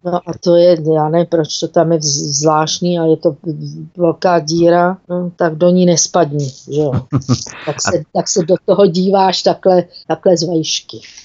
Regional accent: Czechia; moved away as an adult; now in South Africa; já jsem byla ve městě, kde jsem teda jako č Čech byla úplně, úplně sama

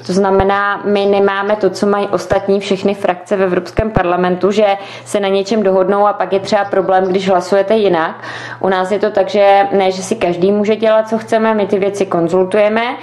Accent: Czechia; jako Češi

